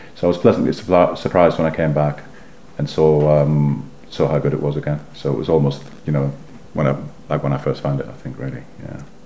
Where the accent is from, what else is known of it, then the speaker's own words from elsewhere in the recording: South Shields, North East England, United Kingdom; moved away as an adult; now in London, United Kingdom; I was born and raised in South Shields, which is the port of the River Tyne